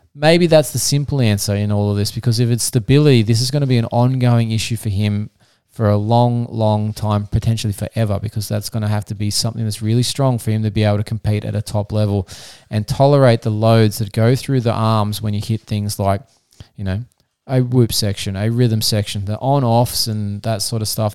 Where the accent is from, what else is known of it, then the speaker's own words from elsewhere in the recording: Australia; I'm an Australian physiotherapist